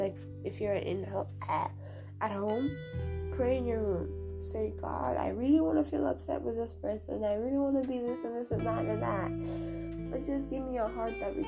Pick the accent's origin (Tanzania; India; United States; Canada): Tanzania; moved away; I am from East Africa, Tanzania